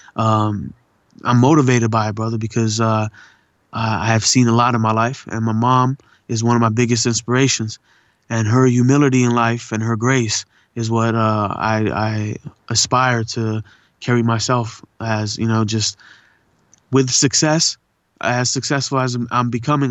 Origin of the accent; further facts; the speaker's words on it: La Puente, California, United States; also born or lived in India / Pomona; I was born in India, but I was raised in, uh, you know, La Puente and Pomona area